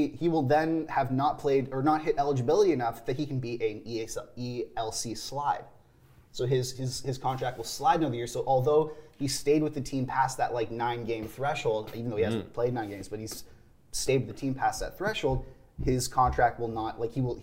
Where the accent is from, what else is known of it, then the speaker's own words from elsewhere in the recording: Canada; as a Canadian